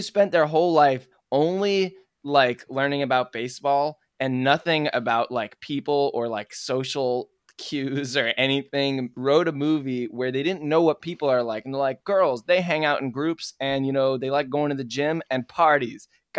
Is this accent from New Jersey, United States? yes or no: yes; New Jersey, United States; moved away; also born or lived in Connecticut; I'm from New Jersey, but I did live in Connecticut for a good bit